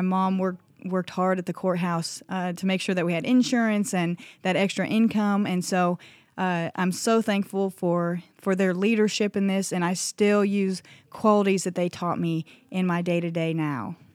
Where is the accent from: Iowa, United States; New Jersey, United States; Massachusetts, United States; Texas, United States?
Iowa, United States; now in Vian, Oklahoma, United States; my small town in Iowa